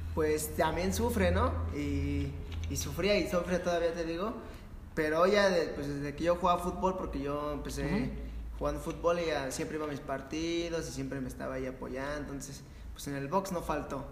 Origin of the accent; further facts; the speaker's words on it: Mexico; somos mexicanos